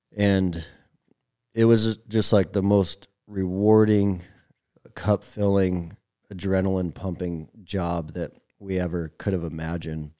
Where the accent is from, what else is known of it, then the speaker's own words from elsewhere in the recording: Billings, Montana, United States; I was a Montana kid, so I was born and raised in Billings